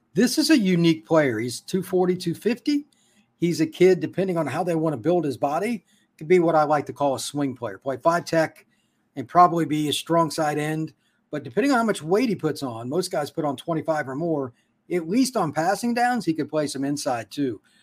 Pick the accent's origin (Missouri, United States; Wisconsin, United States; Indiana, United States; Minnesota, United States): Indiana, United States; moved away; I'm from Indiana originally